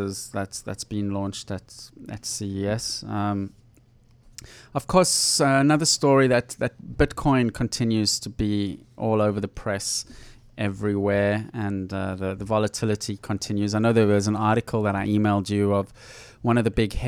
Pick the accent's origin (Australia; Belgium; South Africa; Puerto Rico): South Africa; moved away; when I was growing up in South Africa